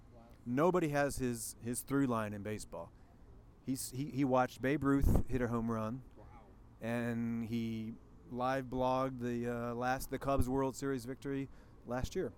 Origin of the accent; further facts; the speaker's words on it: East Coast, United States; I grew up in the East Coast